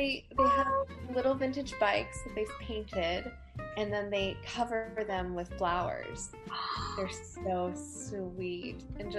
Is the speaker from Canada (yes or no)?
no; Ashland, Virginia, United States; also born or lived in Tennessee / Maryland; So I was born in Tennessee, and then we moved to Maryland and hit a few different places in Maryland while we were there. And finally, we came to Virginia.